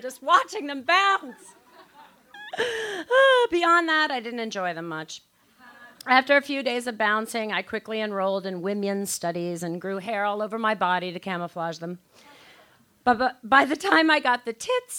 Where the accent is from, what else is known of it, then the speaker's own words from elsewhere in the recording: near New Orleans, Louisiana, United States; now in Los Angeles, United States; I am from New Orleans. See? Well, actually, a town 20 miles outside of New Orleans